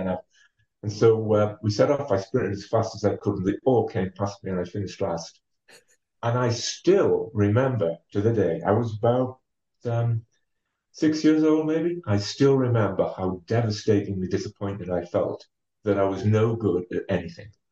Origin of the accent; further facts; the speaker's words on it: Ferryhill, North East England, United Kingdom; now in Durham, United Kingdom; I am from County Durham, and uh, I actually grew up in a an old mining town called uh, Ferry Hill.